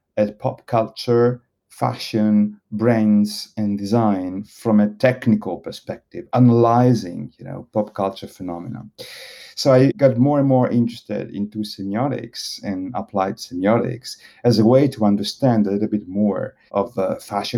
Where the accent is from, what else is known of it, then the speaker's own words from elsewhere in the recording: Italy; moved away as an adult; also born or lived in Bologna / Paris; I was born in Italy. I'm Italian